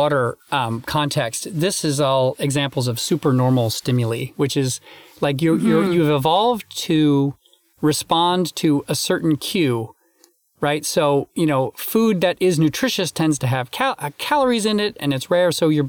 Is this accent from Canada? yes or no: yes; Canada; also born or lived in United States; I'm Canadian and American, so I'm lucky enough to have two Thanksgivings.